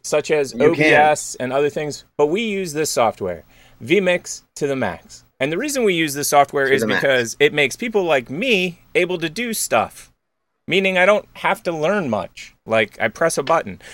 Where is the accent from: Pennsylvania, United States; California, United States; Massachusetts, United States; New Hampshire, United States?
Pennsylvania, United States; Philadelphia; I'm from Philly